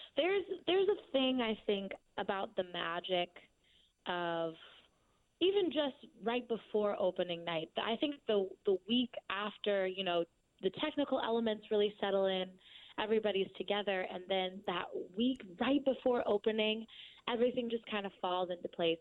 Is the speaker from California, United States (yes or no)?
yes; Orange County, California, United States; I'm from the suburbs. I'm from Orange County, so I'm I'm definitely like a suburbia girl.